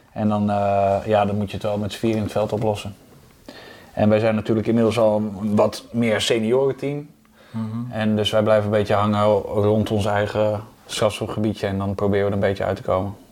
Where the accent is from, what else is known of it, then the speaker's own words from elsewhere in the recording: Hoogeveen, Drenthe, Netherlands; ik kom oorspronkelijk uit Hogeveen, dus ik speelde bij VV De Weide